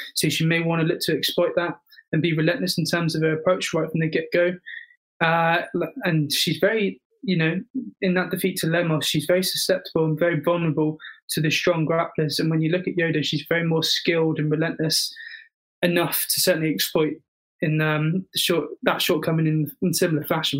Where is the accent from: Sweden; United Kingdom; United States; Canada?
United Kingdom; England; as a proud Englishman